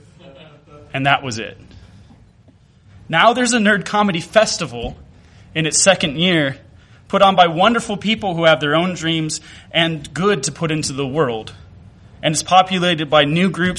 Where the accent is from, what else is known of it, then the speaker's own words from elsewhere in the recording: Mississippi, United States; growing up in Mississippi